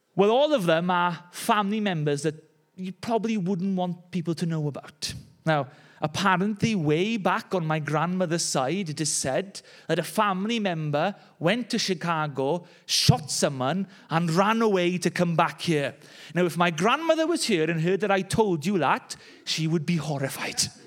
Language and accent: English; Wales, United Kingdom; I grew up in the Welsh cold and rain